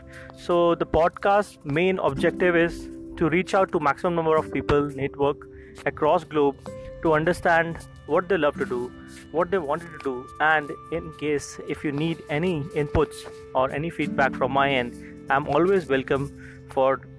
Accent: India; I'm from India.

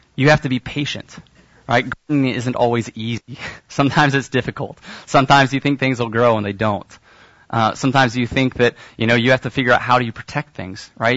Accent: Kansas City, United States; I'm from Kansas City, and so my parents have a garden

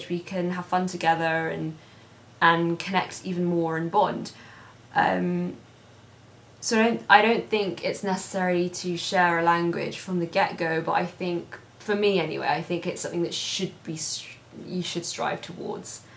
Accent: London, United Kingdom; I'm born and raised in London.

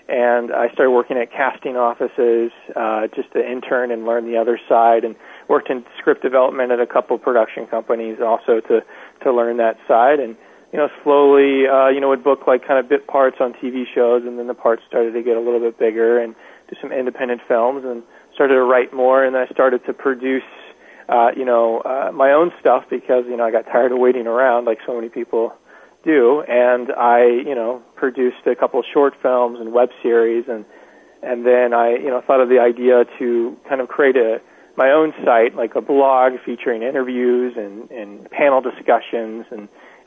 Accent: Dayton, Ohio, United States; now in Los Angeles, United States; I grew up in Dayton, Ohio, in a small town right outside of Dayton

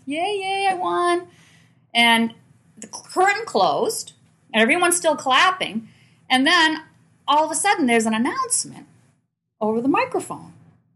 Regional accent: Manchester, New Hampshire, United States; I grew up in Manchester

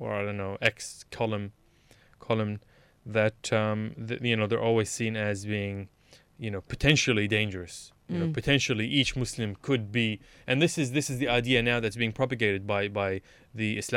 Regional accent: Melbourne, Victoria, Australia; moved away as an adult; now in Sydney, Australia; I was from Melbourne. I still am a Melbourneite even though I live in Sydney.

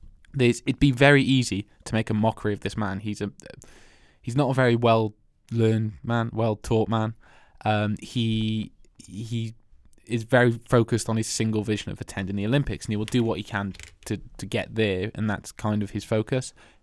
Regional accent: Wales, United Kingdom; I'm from Wales.

